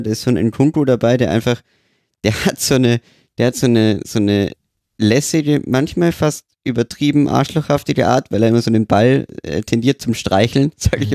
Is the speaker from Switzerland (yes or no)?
no; Austria; als Österreicher.